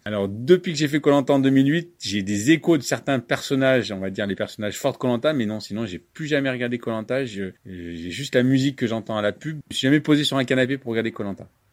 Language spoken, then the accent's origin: French; Prieux, Hauts-de-France, France; also born or lived in Lyon; je suis natif d'Aprieux, j'ai fait euh, mon adolescence ici